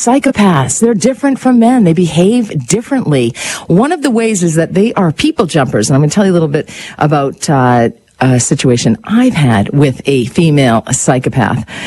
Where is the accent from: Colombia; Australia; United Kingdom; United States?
United States; also born or lived in Canada; I'm American. I have dual citizenship, Canadian and American